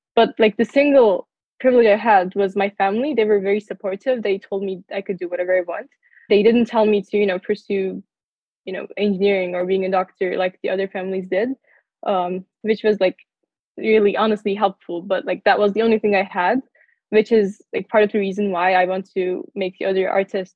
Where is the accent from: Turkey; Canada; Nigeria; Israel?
Turkey; moved away as an adult; now in United States; I come from Turkey